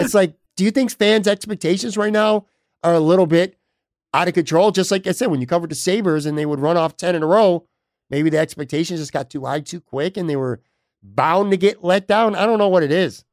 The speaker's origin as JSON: {"language": "English", "town": "Buffalo", "region": "New York", "country": "United States", "tie": "born or raised there", "also_born_or_lived": "South Towns, Western New York", "moved": "as an adult", "lives_now": "Florida, United States", "said": "I'm a New Yorker, born and raised in New York"}